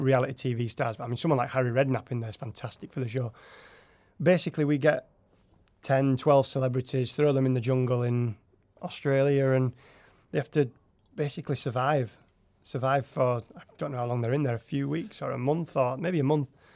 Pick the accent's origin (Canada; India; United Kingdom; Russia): United Kingdom; Yorkshire and the Humber; moved away as an adult; now in Norway; I'm from Yorkshire in England